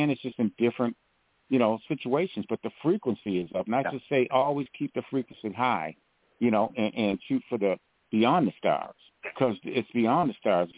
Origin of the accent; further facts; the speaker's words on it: Grand Rapids, Michigan, United States; Grand Rapids, my hometown